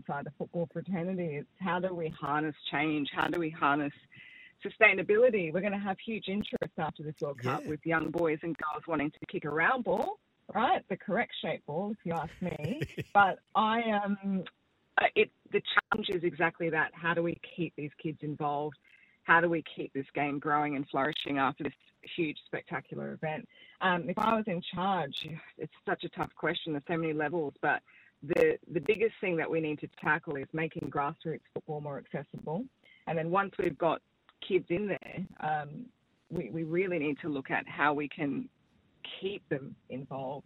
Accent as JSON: {"language": "English", "country": "South Africa", "moved": "yes", "lives_now": "Australia", "said": "I'm of South African background"}